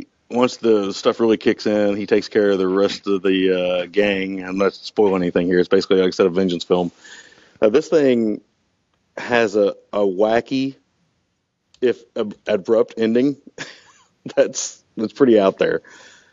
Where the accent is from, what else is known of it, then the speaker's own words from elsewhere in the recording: United States; multilinguists, multilingual, we're Americans